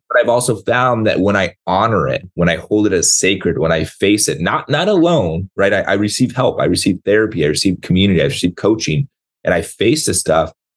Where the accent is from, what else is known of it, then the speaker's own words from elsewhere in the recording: San Diego, California, United States; moved away as an adult; also born or lived in Seattle; I grew up down in San Diego